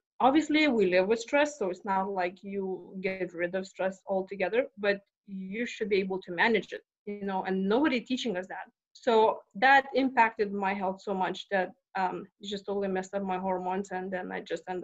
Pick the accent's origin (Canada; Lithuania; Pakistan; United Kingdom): Lithuania; moved away as an adult; now in Texas, United States; I'm not from Texas. I'm from Lithuania, and I came 20 years ago.